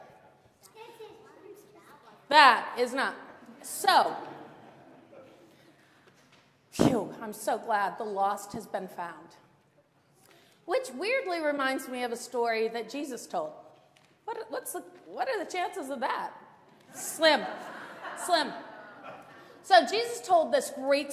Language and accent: English; Maine, United States; I grew up in Maine